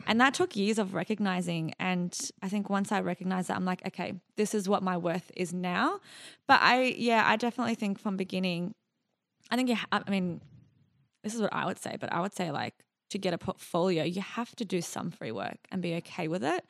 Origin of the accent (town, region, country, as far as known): Sydney, New South Wales, Australia; born or raised there; also born or lived in Iraq / Jordan